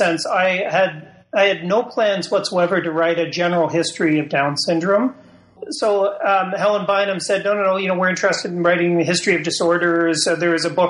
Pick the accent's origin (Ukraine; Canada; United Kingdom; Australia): Canada; London, Ontario; I'm a Canadian. I grew up in Ontario, in London, Ontario